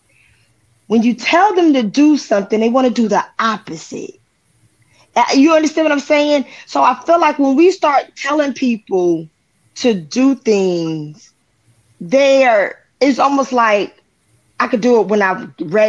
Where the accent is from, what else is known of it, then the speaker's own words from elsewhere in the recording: New Jersey, United States; I'm from Jersey, and sometimes a regular conversation can sound like we're arguing